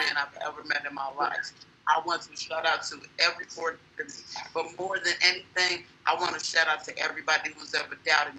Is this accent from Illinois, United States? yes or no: yes; Chicago, Illinois, United States; I'm from the South Side.